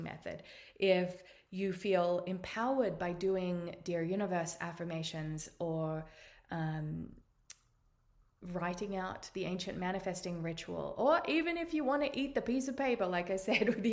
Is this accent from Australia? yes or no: yes; Australia; accent: Australian; now in United States; You can tell by my accent that I'm Australian, but I now live in the United States